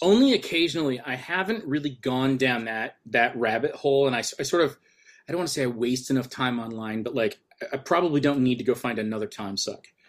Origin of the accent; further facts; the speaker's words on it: an hour away from Detroit, Michigan, United States; basically grew up in, for, give or take, an hour away from Detroit.